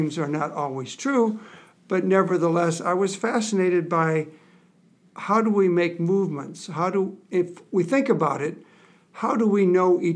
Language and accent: English; Michigan, United States; now in Nebraska, United States; I grew up in Michigan, which is an outdoor kind of state